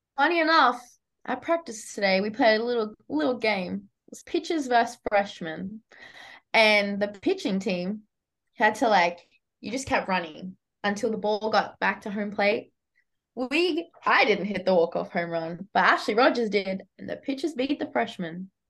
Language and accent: English; New South Wales, Australia; accent: Australian; moved away as an adult; now in United States; I'm from Australia. It's an island.